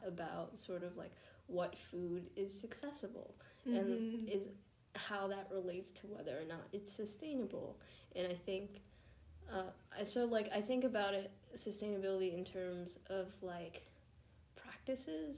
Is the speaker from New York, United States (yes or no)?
yes; New York, United States; I'm from New York